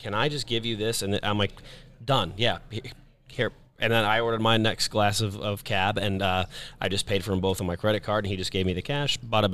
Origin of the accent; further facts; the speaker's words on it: Kansas City, Missouri, United States; I'm from Kansas City, but here in Vegas